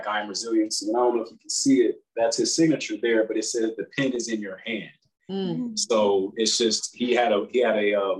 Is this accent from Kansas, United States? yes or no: yes; Kansas City, Kansas, United States; moved away as an adult; now in Georgia, United States; I'm originally from Kansas City